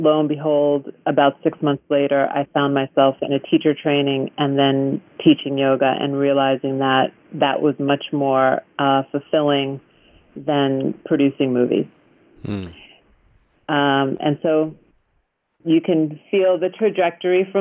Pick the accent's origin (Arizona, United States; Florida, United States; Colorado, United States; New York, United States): New York, United States; Long Island; now in Topanga, United States; I was brought up on Long Island.